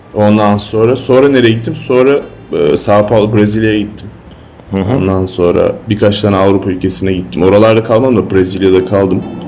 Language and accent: Turkish; Istanbul, Turkey; İstanbul, Üsküdar'a ya da Kadıköy'e döndüğümde